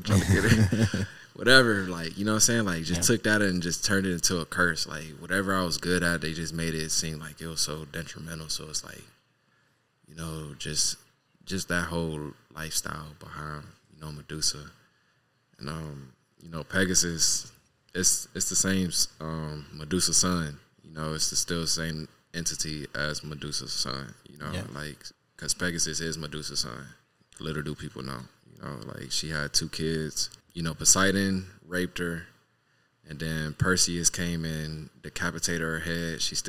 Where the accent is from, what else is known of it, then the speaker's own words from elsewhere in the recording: Cleveland, Ohio, United States; born there; now in Los Angeles, United States; I'm originally born from Cleveland, Ohio. East side.